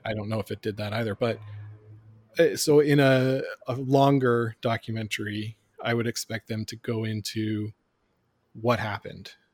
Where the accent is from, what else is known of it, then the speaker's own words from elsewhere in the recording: Canada; all growing up in Canada.